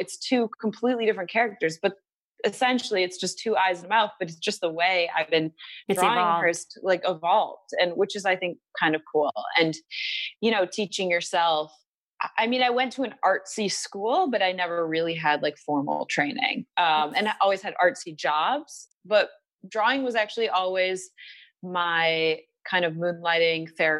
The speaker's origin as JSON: {"language": "English", "region": "Michigan", "country": "United States", "said": "Yes. I'm from Michigan."}